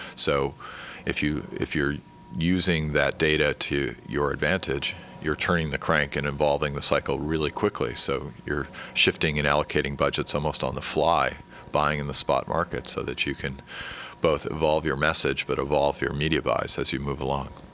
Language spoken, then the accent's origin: English; San Francisco, California, United States; I come from San Francisco and Silicon Valley